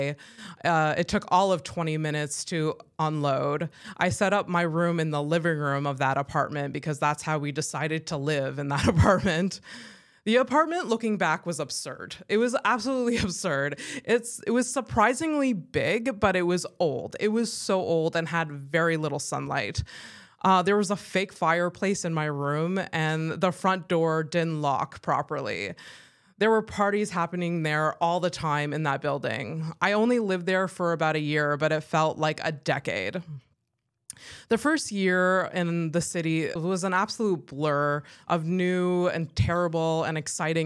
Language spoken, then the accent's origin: English; Howick, Quebec, Canada; moved away as an adult; now in Montreal, Canada; Howick is a small town southeast of Montreal